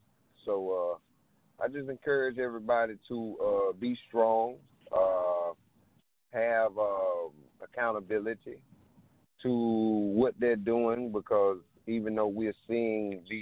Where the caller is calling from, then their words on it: South Carolina, United States; I'm calling from South Carolina.